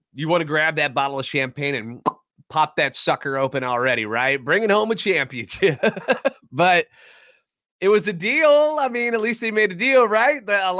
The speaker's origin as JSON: {"language": "English", "town": "St. Louis", "region": "Missouri", "country": "United States", "tie": "born or raised there", "said": "I'm a national radio sports anchor born and raised in the Lou and a lifetime Cardinals fan."}